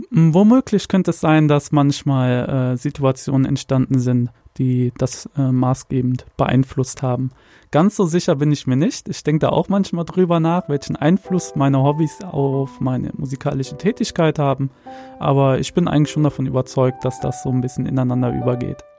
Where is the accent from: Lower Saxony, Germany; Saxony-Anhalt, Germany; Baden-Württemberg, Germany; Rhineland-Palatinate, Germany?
Rhineland-Palatinate, Germany; Koblenz; now in Sankt Augustin, Germany; ich komme aus St. Augustin, ursprünglich aber aus Koblenz. Äh, mich hat es vor vier Jahren hierhin verschlagen